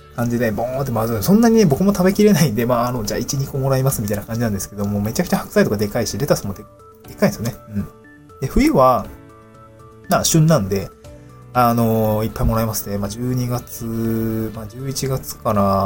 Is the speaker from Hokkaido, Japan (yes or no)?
no; Niigata, Japan; moved away as an adult; also born or lived in Aomori / Tokyo; now in Awaji Island, Japan; 私はあの、新潟に生まれて、え雪国で18年ぐらい暮らして